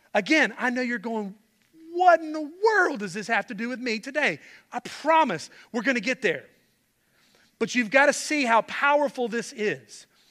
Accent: Charlotte, North Carolina, United States; I grew up in Charlotte, loved my home church

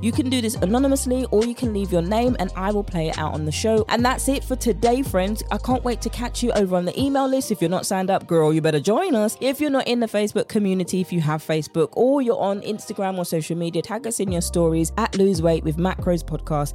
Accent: United Kingdom; accent: British; my British accent

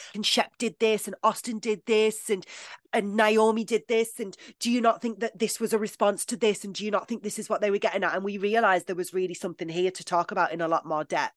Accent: United Kingdom; I'm British

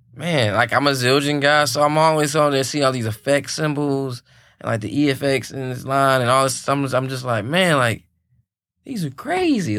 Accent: Louisiana, United States; now in Nashville, United States; I'm from Louisiana

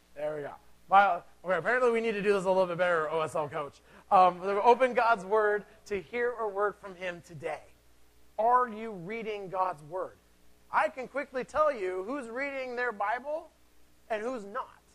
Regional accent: Seattle, Washington, United States; I am from Seattle

